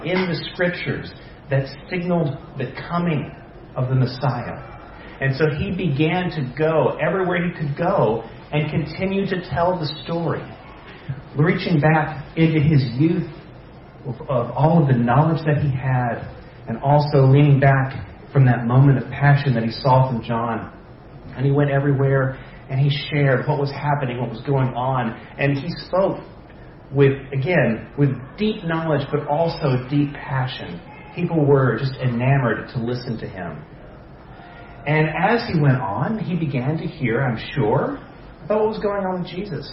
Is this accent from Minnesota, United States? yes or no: no; Dallas, Texas, United States; I was born in Dallas